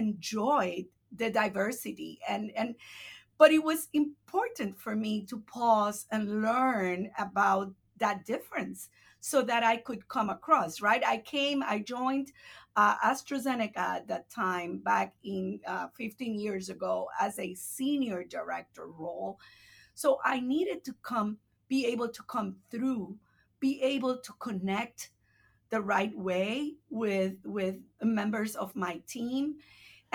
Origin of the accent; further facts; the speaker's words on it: Puerto Rico; first language Spanish; English is a second language; moved away as an adult; also born or lived in Massachusetts / Illinois; now in United States; I was born and raised in Puerto Rico, right, my entire life.